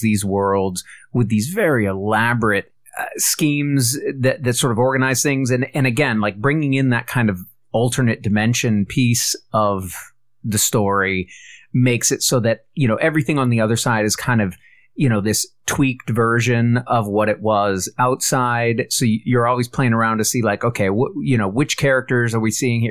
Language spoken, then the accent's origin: English; United States; as an American